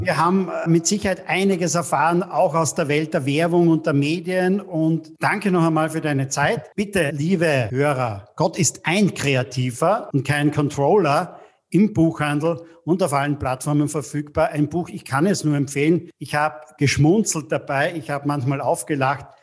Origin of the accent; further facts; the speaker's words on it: Austria; bei uns in Österreich